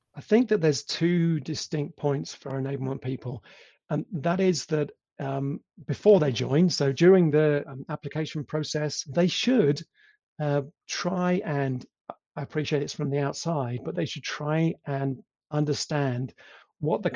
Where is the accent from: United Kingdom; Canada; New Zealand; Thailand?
United Kingdom; England; accent: English; moved away as an adult; also born or lived in Italy / Poland; now in Germany; I am English, as you can probably tell from my accent